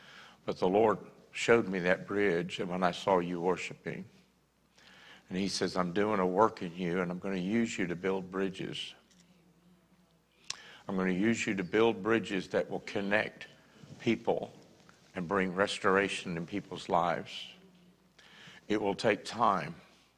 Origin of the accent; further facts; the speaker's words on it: Northeast, United States; I was raised in the Northeast much of my childhood, even though I was military and moved all over the country.